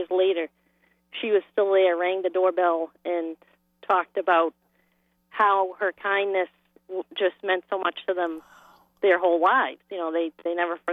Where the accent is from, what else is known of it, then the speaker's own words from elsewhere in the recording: Boston, Massachusetts, United States; We grew up in Boston, and we lived in a triple-decker